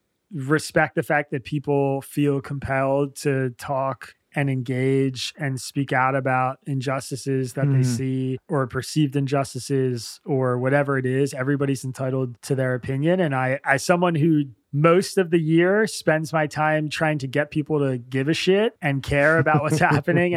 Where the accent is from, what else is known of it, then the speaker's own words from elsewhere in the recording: United States; I'm an American Jew, and a lot of my friends are, you know, Jews who live here